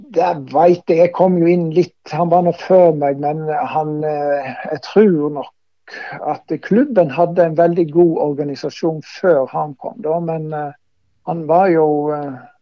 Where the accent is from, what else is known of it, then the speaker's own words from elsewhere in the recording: Voss, Vestland, Norway; moved away; also born or lived in Bryne; her hjemme på Voss